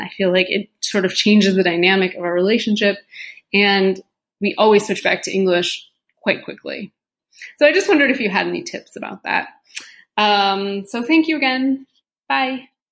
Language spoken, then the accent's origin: English; United States; moved away as an adult; also born or lived in Germany; now in Switzerland; I'm from America, and I'm living in Germany and Switzerland right now